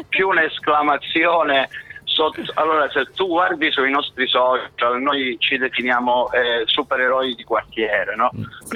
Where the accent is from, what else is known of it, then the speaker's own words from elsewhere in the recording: Cosenza, Calabria, Italy; Io e Solfamini siamo nati a Cosenza Casali, eh, sì. un po' nella periferia, vicino a Cosenza Vecchio